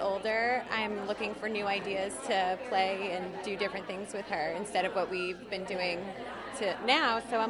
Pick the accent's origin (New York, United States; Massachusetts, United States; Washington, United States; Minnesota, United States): New York, United States; New York City; I'm from the Upper West Side.